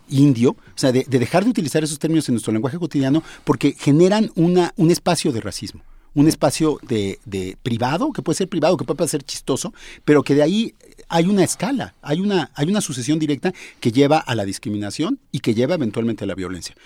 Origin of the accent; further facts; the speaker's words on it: Mexico; somos mexicanos